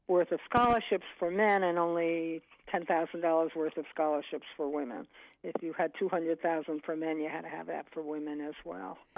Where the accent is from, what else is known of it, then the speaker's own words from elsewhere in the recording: Birmingham, Alabama, United States; I grew up in Birmingham, Alabama, at a time when Birmingham was the most segregated big city in America.